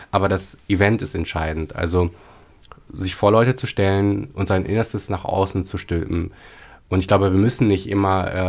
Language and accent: German; Paderborn, North Rhine-Westphalia, Germany; so acht Jahre lang in Paderborn, in äh, meiner Heimatstadt, eine Lesebühne.